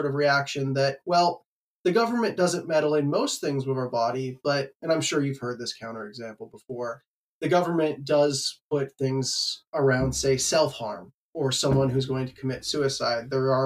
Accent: Canada; now in United States; I'm not actually American. I'm Canadian.

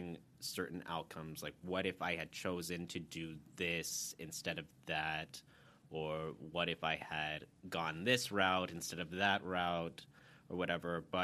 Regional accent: Dallas, Texas, United States; I'm from Dallas originally

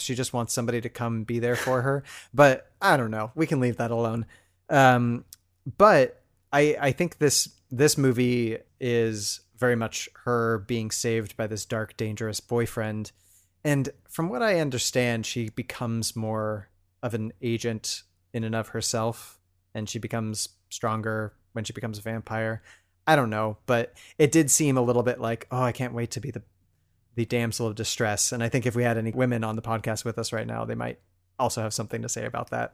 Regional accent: Pacific Northwest, United States; we're both from the Pacific Northwest

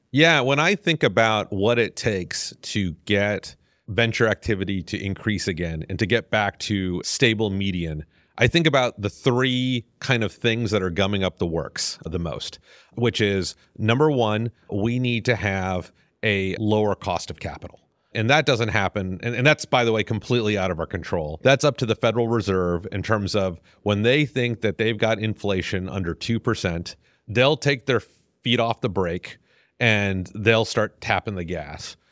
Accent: Houston, Texas, United States; also born or lived in Clear Lake; I grew up in Houston. I don't think I'm, I qualify as native 'cause I got here in middle school

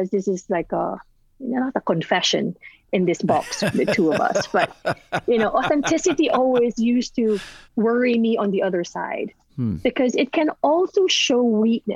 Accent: Philippines; I'm Filipina

